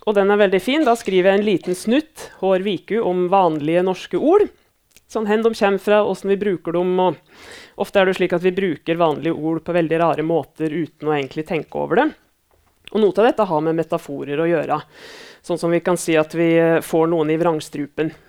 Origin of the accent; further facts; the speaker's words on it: Elverum, Innlandet, Norway; now in Lillehammer, Norway; Navnet mitt er som sagt eh … Jeg kommer fra Elverum i Hedmark, men bor på Lillehammer.